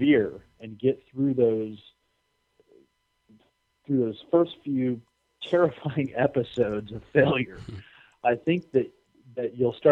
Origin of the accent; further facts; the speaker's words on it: United States; I'm an American